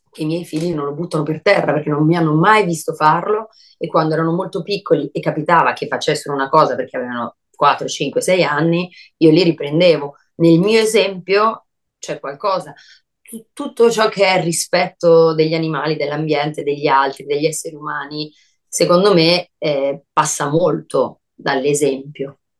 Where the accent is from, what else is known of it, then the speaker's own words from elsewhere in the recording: Brescia, Lombardy, Italy; moved away; Quando me ne sono andata da Brescia, io me ne sono andata con tanta rabbia rispetto a tutte le persone